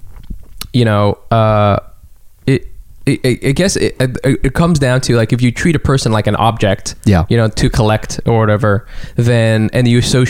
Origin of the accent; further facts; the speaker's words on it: Southern California, United States; I'm from Southern California